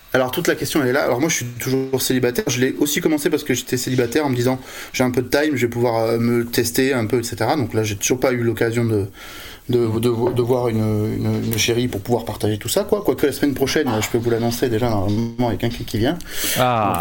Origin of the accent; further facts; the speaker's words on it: Bordeaux, Nouvelle-Aquitaine, France; moi, je suis de Bordeaux